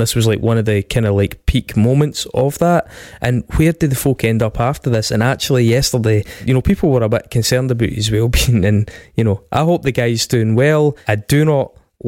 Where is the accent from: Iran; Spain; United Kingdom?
United Kingdom; Stirling, Scotland; Craig and I grew up in Stirling